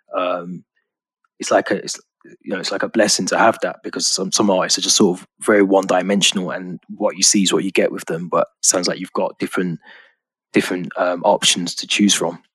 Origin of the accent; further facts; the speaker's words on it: Birmingham, West Midlands, United Kingdom; moved away as an adult; now in Liverpool, United Kingdom; I'm from Birmingham originally, so um, okay. I live in Liverpool now. So I grew up in um, Quinton